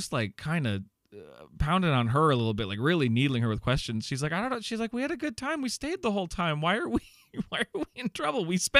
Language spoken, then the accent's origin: English; Iowa, United States; now in Chicago, United States; no, I'm from Iowa. I live in Chicago right now.